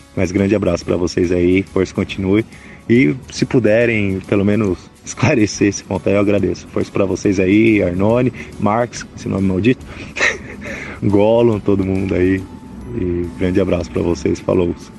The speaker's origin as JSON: {"language": "Portuguese", "region": "São Paulo", "country": "Brazil", "tie": "born or raised there", "also_born_or_lived": "family from southern Brazil", "moved": "yes", "lives_now": "interior of São Paulo state, Brazil", "said": "eu nasci em São Paulo, sou do Butantã, estou erradicado"}